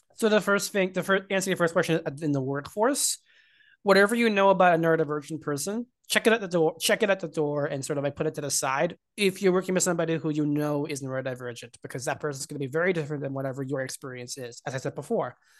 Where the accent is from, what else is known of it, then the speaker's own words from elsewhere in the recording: Hunter Mountain, New York, United States; I grew up skiing on Hunter Mountain in New York in the Catskills